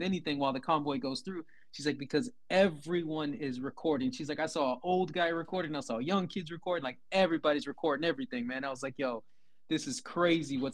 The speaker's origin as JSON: {"language": "English", "town": "Houston", "region": "Texas", "country": "United States", "tie": "born or raised there", "moved": "yes", "lives_now": "Toronto, Canada", "said": "From Texas, born and raised in Houston, living in Toronto"}